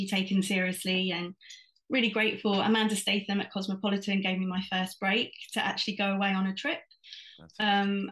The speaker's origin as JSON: {"language": "English", "region": "London", "country": "United Kingdom", "tie": "born or raised there", "said": "I was born and raised in London"}